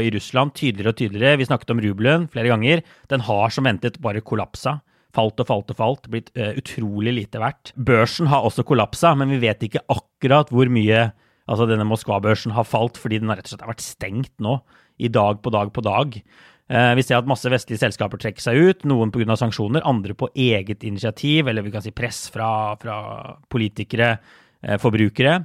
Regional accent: Norway; moved away as an adult; now in New York, United States; hjemme i Norge

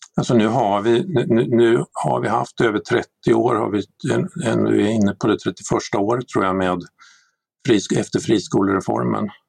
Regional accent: Sweden; vi som svenskar

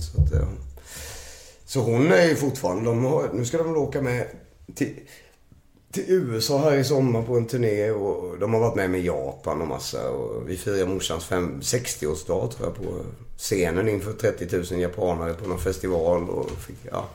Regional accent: Nässjö, Jönköping County, Sweden; moved away as an adult; now in Stockholm, Sweden; vi flyttade till Stockholm från Nässjö

